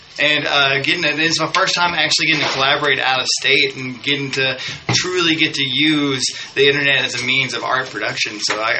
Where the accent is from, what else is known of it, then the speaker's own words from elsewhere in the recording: Arkansas, United States; I'm definitely a proud Arkansas boy